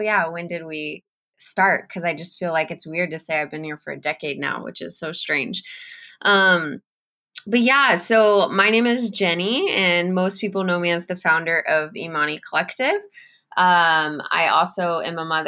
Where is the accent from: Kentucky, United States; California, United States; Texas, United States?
Texas, United States; San Antonio; moved away as an adult; now in Kenya; I am originally from San Antonio, Texas. Born and raised, never moved